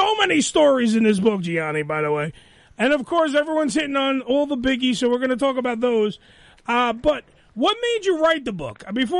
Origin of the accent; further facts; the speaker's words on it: New York City, New York, United States; Well, I'm not from Brooklyn either. I was born and raised in Staten Island.